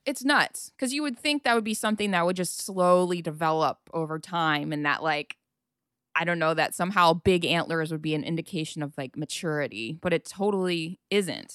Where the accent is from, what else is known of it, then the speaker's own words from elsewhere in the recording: Ohio, United States; growing up in Ohio